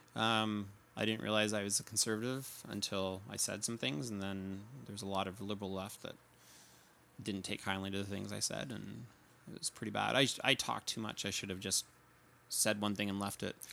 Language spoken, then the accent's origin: English; New Brunswick, Canada; now in Calgary, Canada; I grew up in New Brunswick, but living in Calgary now.